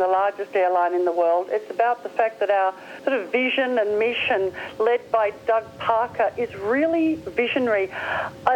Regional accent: Australia; accent: Australian; I'm an Aussie

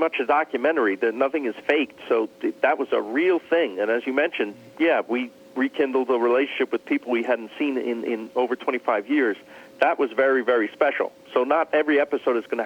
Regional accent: New York, United States; now in Los Angeles, United States; I was born and raised in New York.

